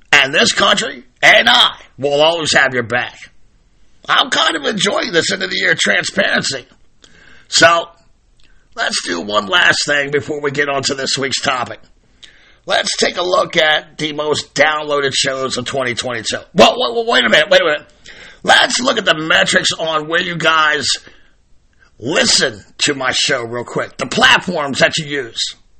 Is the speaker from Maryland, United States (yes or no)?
yes; Maryland, United States; My home state, Maryland